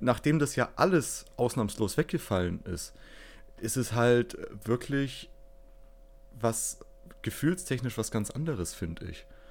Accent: Fürth, Bavaria, Germany; ich komme aus Fürth

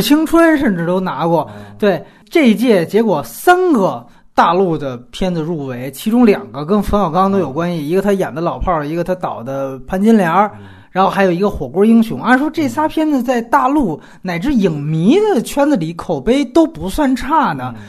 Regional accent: China; 我们大陆人

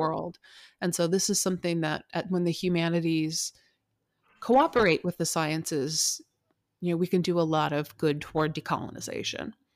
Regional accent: United States; also born or lived in California / Puget Sound, Washington; I grew up on the West Coast in California and here in Puget Sound near Seattle

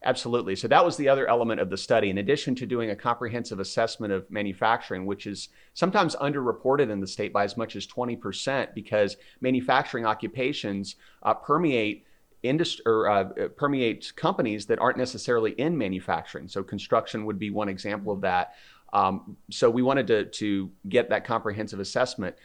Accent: South Carolina, United States; I'm originally from South Carolina

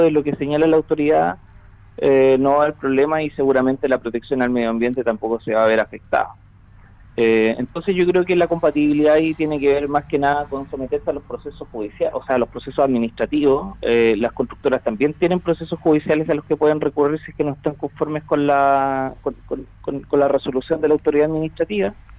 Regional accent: Chile; como chilenos

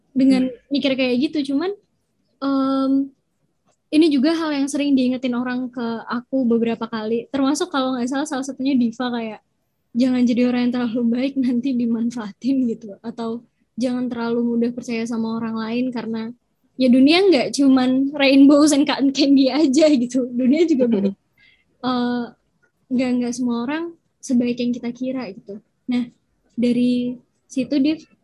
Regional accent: Surakarta, Central Java, Indonesia; aku dari Solo

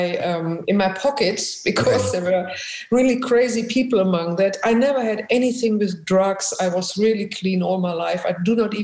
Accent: Essen, North Rhine-Westphalia, Germany; accent: German; English is a second language; moved away as an adult; now in Amsterdam, Netherlands; I was born in Germany, really in the industrial part of Germany, right in the middle in Essen

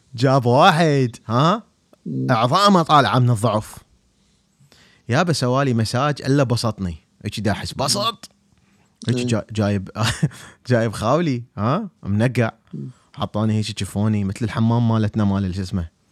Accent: Baghdad, Baghdad Governorate, Iraq; أنا بغدادي

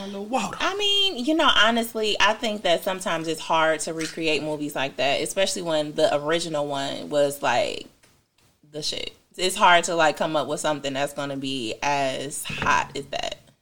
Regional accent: Detroit, Michigan, United States; I'm from Detroit

